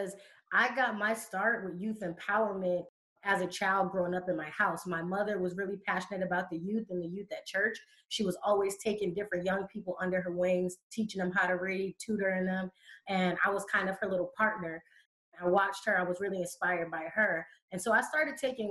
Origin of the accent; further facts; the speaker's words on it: Hartford, Connecticut, United States; moved away as an adult; also born or lived in Boston, Massachusetts; now in San Jose, United States; I live in San Jose, California now, but I'm originally from Hartford, Connecticut. That's where I was born and raised.